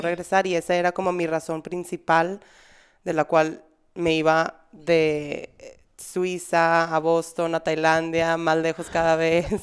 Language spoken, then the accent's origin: Spanish; Monterrey, Nuevo León, Mexico; moved away; also born or lived in Spain; en Monterrey, al menos en la sociedad que yo crecí, era muy cerrada